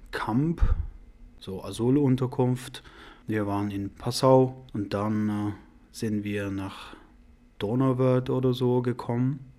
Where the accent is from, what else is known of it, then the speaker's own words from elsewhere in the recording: Afghanistan; also born or lived in Iran; now in Germany; Ich komme aus Afghanistan. Ich war im Iran.